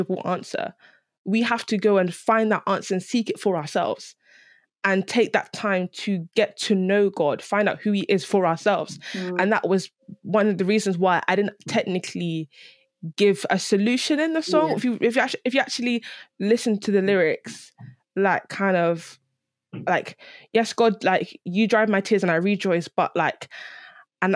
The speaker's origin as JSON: {"language": "English", "region": "London", "country": "United Kingdom", "tie": "born or raised there", "said": "growing up in London"}